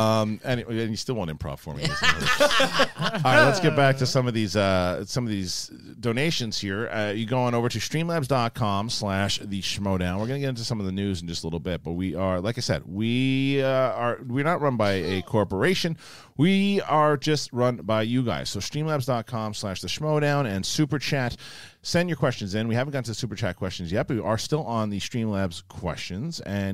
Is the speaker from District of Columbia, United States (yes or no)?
no; Lowell, Massachusetts, United States; And Coy, I'm from Lowell.